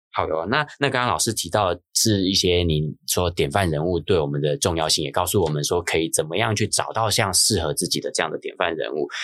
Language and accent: Chinese; Hsinchu, Taiwan; 我是新竹长大的小孩